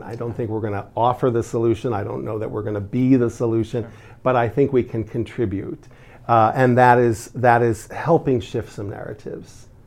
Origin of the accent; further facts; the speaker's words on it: United States; we are as the American-born, uh, children, uh, our Americanness and our Arabness is somehow different from that of our immigrant parents